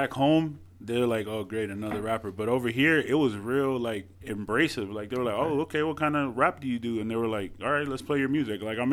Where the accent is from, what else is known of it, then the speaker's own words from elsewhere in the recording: Orlando, Florida, United States; also born or lived in Brooklyn, New York; I come from Orlando, Florida.